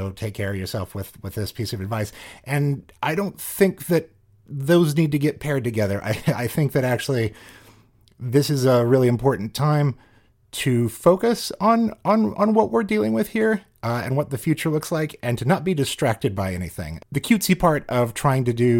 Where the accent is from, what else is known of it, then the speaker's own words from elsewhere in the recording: Midwest, United States; I spent a lot of time growing up in the Midwest